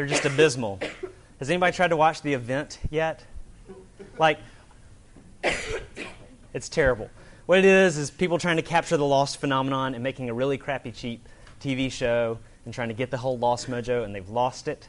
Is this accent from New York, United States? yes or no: no; Alabama, United States; I'm from Alabama